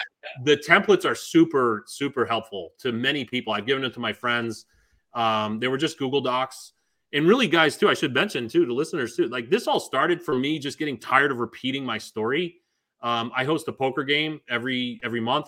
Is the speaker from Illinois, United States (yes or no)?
no; Augusta, Maine, United States; we didn't grow up with money. My house was 975 square foot ranch, of which probably 300 of those square feet were the basement. I don't know how they counted this place is that big, um, but it was safe. I'm from Augusta, Maine.